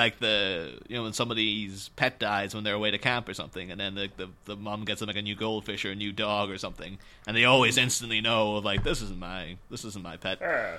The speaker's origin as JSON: {"language": "English", "country": "Ireland", "moved": "yes", "lives_now": "Liverpool, United Kingdom", "said": "I'm originally from Ireland, currently living in England."}